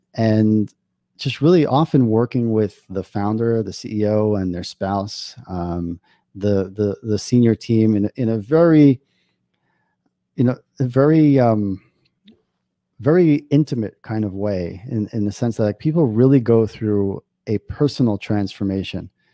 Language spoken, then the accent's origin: English; New York, United States; now in Israel; I grew up in New York